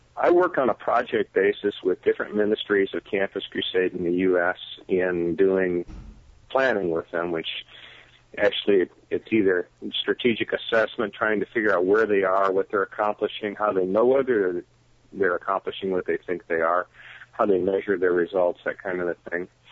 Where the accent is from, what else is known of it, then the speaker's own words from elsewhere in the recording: Michigan, United States; moved away; I, I am from Michigan originally